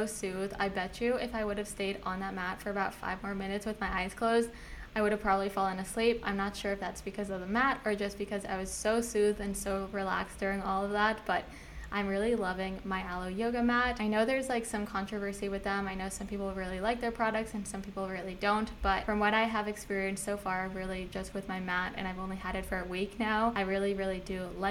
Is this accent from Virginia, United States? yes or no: yes; Virginia, United States; moved away as an adult; now in Miami, United States; I was born and raised in Virginia